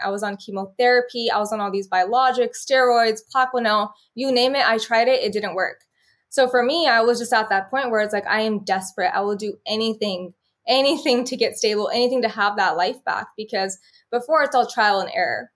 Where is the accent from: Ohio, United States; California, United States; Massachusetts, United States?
California, United States; Bakersfield; So I was from Bakersfield, California